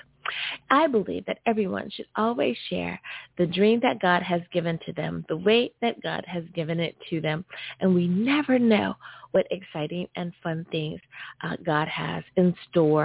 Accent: United States; my home country, the great UA

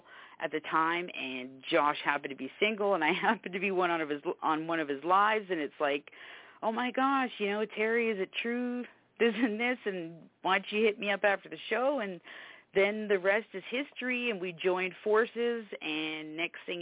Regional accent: Canada; now in Savannah, United States; I'm actually from Canada

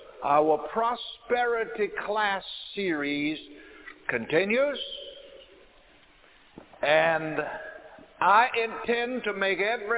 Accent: South Carolina, United States; I remember growing up in South Carolina in the country

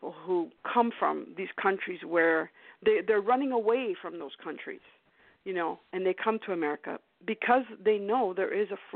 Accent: Canada; moved away; I was born in Canada

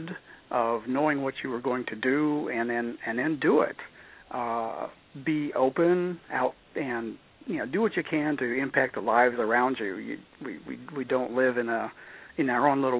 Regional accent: Kansas, United States; moved away; also born or lived in Norway / Egypt; I grew up in several small towns in Kansas, agriculture communities, all very small

